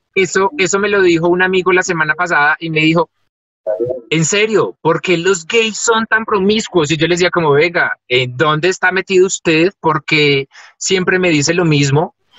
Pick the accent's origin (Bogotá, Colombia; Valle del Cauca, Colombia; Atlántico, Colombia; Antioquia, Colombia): Antioquia, Colombia; Paisa; somos una familia paisa muy arraigada